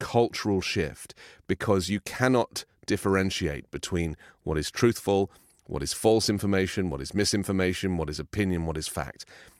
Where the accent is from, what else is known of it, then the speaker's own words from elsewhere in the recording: England, United Kingdom; Because, you know, I remember growing up in England, where the only way you could get your personal opinion published was by writing a letter to the Times newspaper